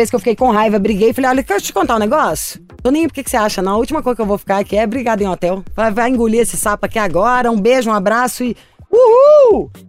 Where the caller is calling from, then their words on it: Belo Horizonte, Minas Gerais, Brazil; eu sou de Belo Horizonte